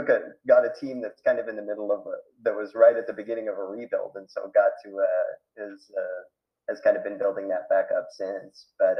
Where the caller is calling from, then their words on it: Popayán, Cauca, Colombia; I'm calling in from Popayan, Colombia. We're kind of down in the southern end of Colombia